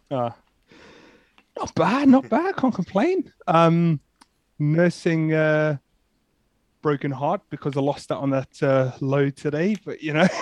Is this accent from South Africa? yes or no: yes; South Africa; now in United Kingdom; I'm originally from South Africa, so kind of been in the U K